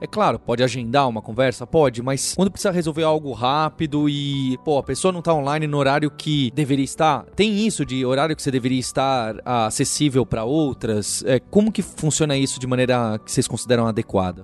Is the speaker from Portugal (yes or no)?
no; São Paulo, Brazil; Então somos nós dois de São Paulo